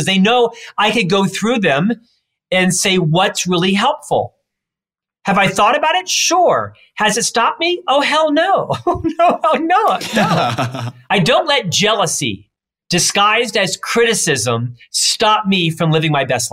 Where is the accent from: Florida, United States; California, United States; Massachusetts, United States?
Florida, United States; moved away as an adult; now in Utah, United States; I'm from Florida.